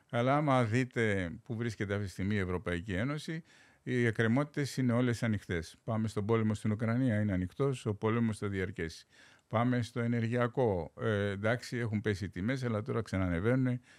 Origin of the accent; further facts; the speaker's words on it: Greece; Χθε διάβαζα ένα στου έξι κινδυνεύει με απόλυτη φτώχεια στη, στην πατρίδα μου.